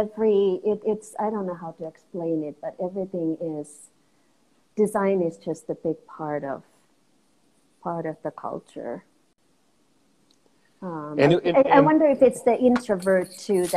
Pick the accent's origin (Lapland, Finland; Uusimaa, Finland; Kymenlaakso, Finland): Uusimaa, Finland; Järvenpää; moved away as an adult; also born or lived in Orange County, California; now in Castle Rock, United States; I was born and raised in Finland. So 30 minutes north from Helsinki